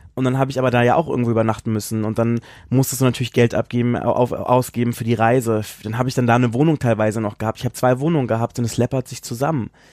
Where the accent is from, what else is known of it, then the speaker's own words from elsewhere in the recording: Southern Germany, Germany; moved away as an adult; also born or lived in Baden-Baden; now in Berlin, Germany; ich komme ja ursprünglich aus Süddeutschland